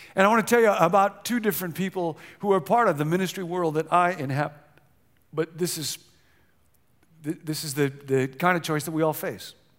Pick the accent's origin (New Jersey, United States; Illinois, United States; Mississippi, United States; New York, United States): Illinois, United States; Rockford; now in California, United States; I grew up in the Midwest, Rockfin, Illinois, where tornadoes were quite common when I was a little kid